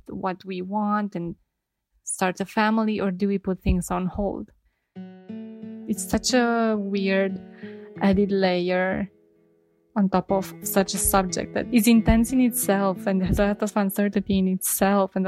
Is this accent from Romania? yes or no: yes; Romania; I'm from Romania